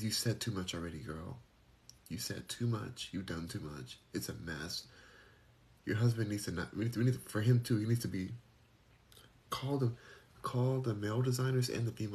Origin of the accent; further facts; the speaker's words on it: Los Angeles, California, United States; moved away; I'm born and raised in Los Angeles, so I have a heart for that place